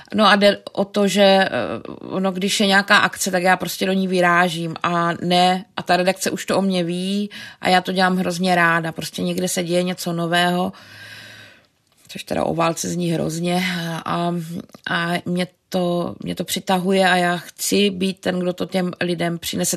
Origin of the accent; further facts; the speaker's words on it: Brno, South Moravian Region, Czechia; moved away as an adult; now in Prague, Czechia; my jsme oba z Brna